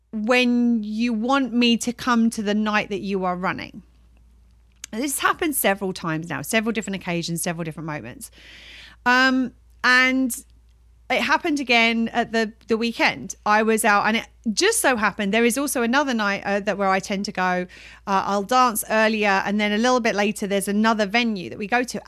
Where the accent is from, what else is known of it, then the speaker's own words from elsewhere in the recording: United Kingdom; we're British